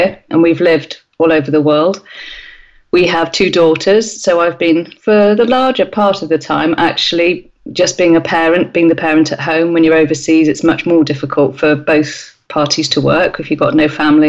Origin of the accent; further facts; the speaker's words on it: North Somerset, South West England, United Kingdom; moved away; also born or lived in Australia / Sweden / Bristol; It's in a small village in North Somerset, and it's a building that I could see out of the bathroom window of the house I grew up